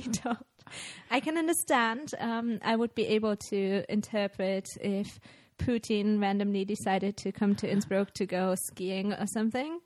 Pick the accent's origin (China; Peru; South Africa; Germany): Germany; English is a second language; now in Austria; I'm originally from Germany